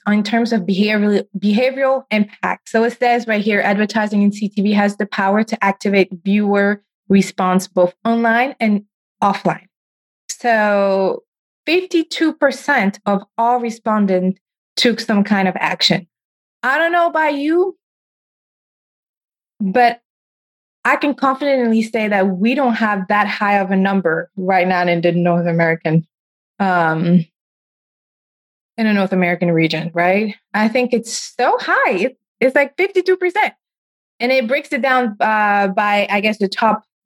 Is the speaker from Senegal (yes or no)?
yes; Senegal; moved away; I grew up in Senegal, in West Africa